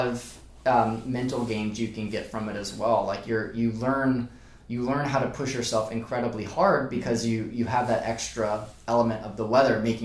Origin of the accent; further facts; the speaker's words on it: Charlotte, North Carolina, United States; moved away as an adult; now in Charleston, United States; I grew up mostly in Charlotte